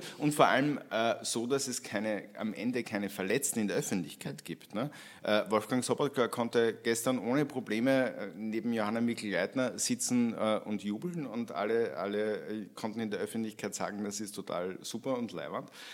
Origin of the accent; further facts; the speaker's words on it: St. Pölten, Lower Austria, Austria; moved away as an adult; now in Vienna, Austria; St. Pölten äh, hernehmen, meine Heimatstadt